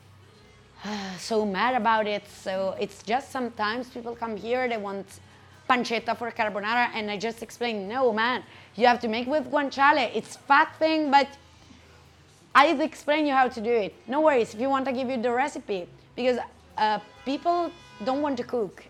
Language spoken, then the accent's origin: English; Perugia, Umbria, Italy; English is a second language; moved away as an adult; now in Brussels, Belgium; have been living in Brussels for six years now. I'm from Perugia